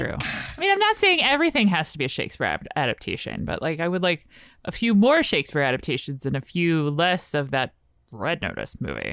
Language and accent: English; Richmond, Virginia, United States; I'm from Richmond, and we had, like, the theater that showed the indie movies